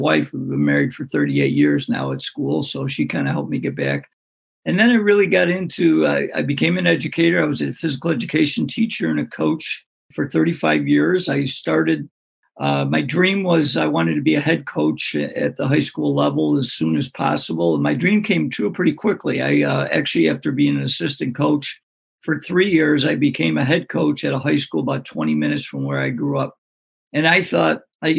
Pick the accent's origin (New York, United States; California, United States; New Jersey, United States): New York, United States; Greece; my hometown called Greece, New York, which is a suburb of Rochester.